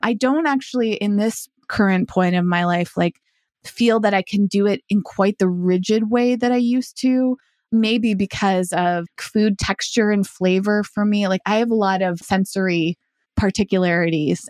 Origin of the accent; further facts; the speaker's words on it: United States; as an American